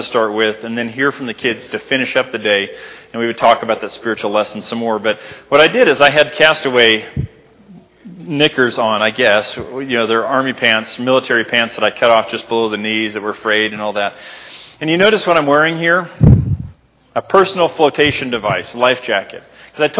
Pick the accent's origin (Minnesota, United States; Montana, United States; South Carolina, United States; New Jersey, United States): Montana, United States; Libby; moved away; my hometown of Libby, Montana